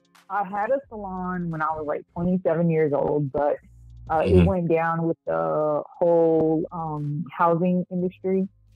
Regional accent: Puerto Rico; born there; also born or lived in Atlanta; No, I was born in Puerto Rico.

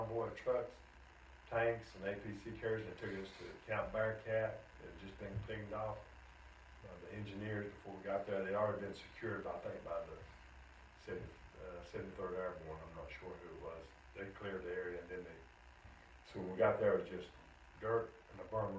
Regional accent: Gastonia, North Carolina, United States; also born or lived in Oklahoma; I'm born in Oklahoma, but I'm from Gastonia

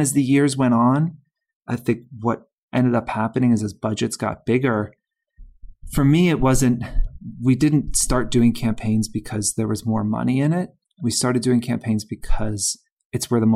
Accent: Georgia, United States; moved away; I'm from Georgia

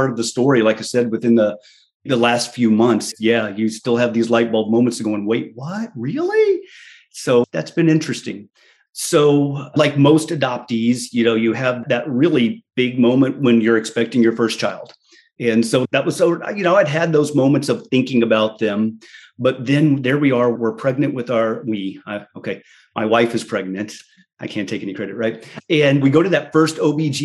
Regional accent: San Antonio, Texas, United States; I'm from San Antonio, Texas. I knew I was born in downtown Baptist Hospital

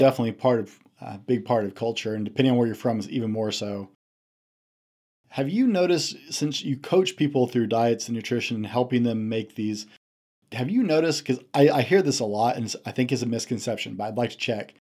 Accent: the South, United States; I'm a Southerner, uh, by birth

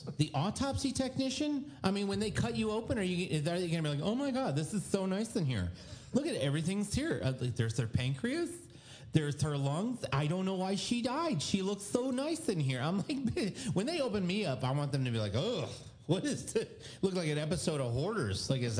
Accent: Winter Haven, Florida, United States; I'm from Winter Haven. From Polk County.

